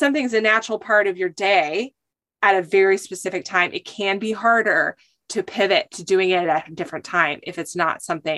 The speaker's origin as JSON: {"language": "English", "region": "California", "country": "United States", "also_born_or_lived": "Michigan", "said": "And then I am from California."}